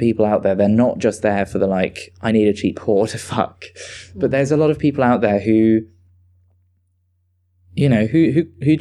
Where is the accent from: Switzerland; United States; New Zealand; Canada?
Switzerland; now in United Kingdom; I'm originally from Switzerland, so I'm a bit versed in like the Germanic scene